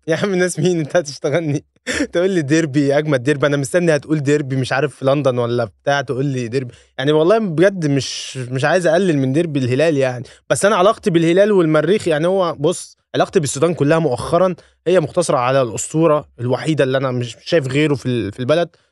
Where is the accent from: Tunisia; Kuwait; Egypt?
Egypt; انا كمصري